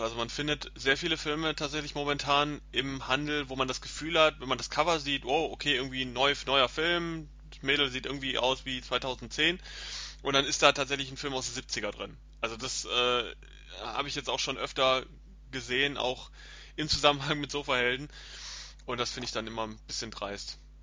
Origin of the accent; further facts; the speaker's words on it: Germany; bei uns in Deutschland